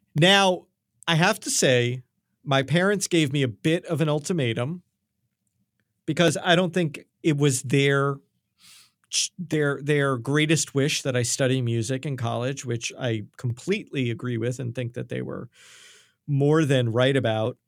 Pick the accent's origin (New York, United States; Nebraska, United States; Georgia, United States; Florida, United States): New York, United States; accent: New York; My accent came out there.